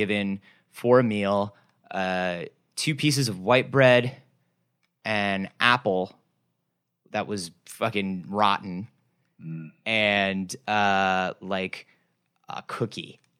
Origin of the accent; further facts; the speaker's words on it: United States; we as American people